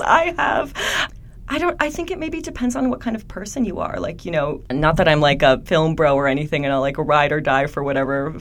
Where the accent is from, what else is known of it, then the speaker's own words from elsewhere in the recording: Poland; now in Canada; I grew up in Poland. I'm an immigrant to Canada